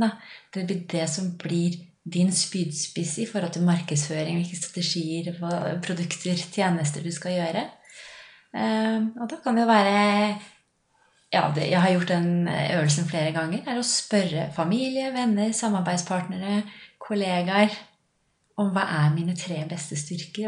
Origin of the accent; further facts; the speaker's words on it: Lillehammer, Innlandet, Norway; accent: A-endinger; Jeg er fra Lillehammer, så av og til så slenger jeg på noen A-endinger